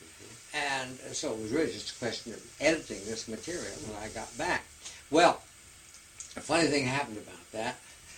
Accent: Indiana, United States; now in San Francisco, United States; my home state of Indiana.

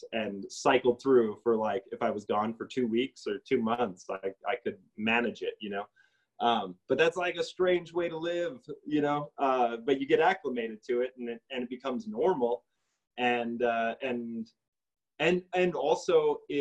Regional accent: North Dakota, United States; moved away as an adult; now in Santa Fe, United States; I'm not from this place. I'm from North Dakota. And I moved here

